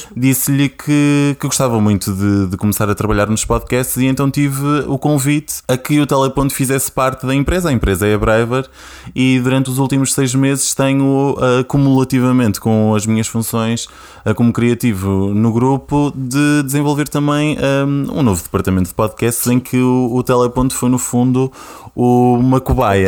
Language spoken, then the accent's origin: Portuguese; Porto District, Norte, Portugal; moved away as an adult; now in Lisbon, Portugal; sou do Distrito do Porto, estou em Lisboa há quase 5 anos